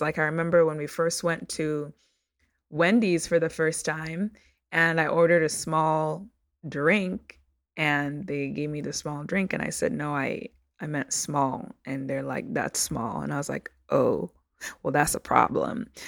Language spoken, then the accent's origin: English; Uganda; now in United States; I am a first generation Ugandan American immigrant. So I was born in Uganda